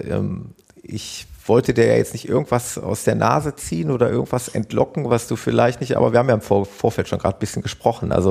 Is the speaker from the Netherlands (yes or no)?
yes; Netherlands; Das ist ein Klassiker bei uns in Hol Holland